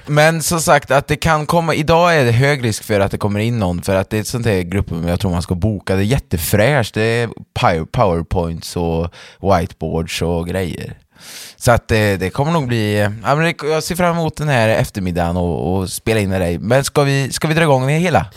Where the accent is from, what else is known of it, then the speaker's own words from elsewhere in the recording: Färgelanda, Västra Götaland, Sweden; min församling som jag är uppväxt i, Färgelanda församling